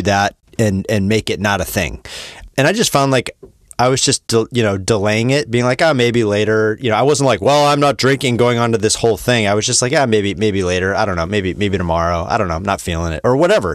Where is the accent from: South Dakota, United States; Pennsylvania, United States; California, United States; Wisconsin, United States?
Wisconsin, United States; moved away; I'm from Wisconsin, where I would say the normalization of drinking is even more